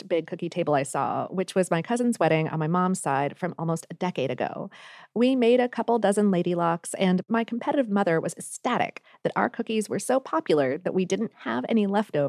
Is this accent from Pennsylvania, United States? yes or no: yes; Pittsburgh, Pennsylvania, United States; now in Columbus, United States; I'm originally from Pittsburgh, and considering the lukewarm reception I've gotten over my cookies in Columbus the past couple of years